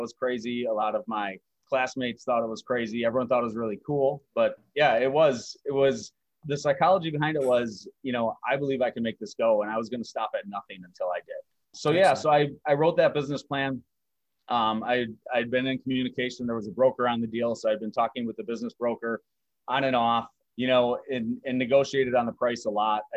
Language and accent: English; Wisconsin, United States; moved away as an adult; as a skier growing up in Wisconsin